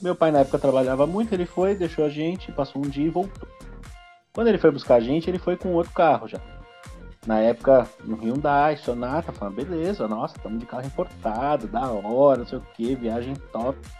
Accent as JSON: {"language": "Portuguese", "region": "São Paulo", "country": "Brazil", "moved": "yes", "lives_now": "Curitiba, Brazil", "said": "eu, como bom paulista"}